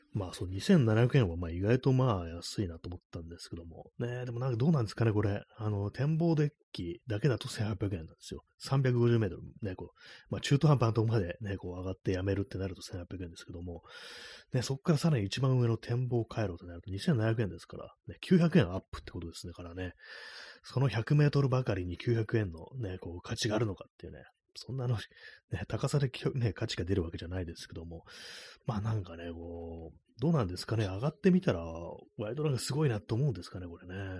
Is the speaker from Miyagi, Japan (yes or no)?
no; Tokyo, Japan; 私も東京生まれの人間ですけども